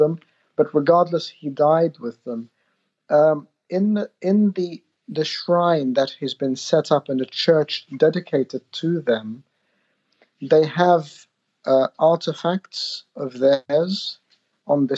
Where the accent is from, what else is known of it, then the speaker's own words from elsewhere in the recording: Australia; I grew up in Australia